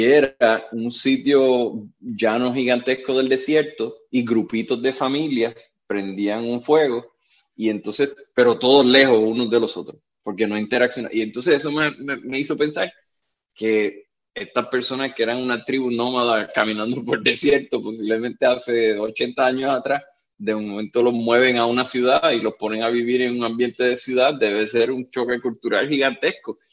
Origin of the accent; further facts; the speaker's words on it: Puerto Rico; Y yo le dije de Puerto Rico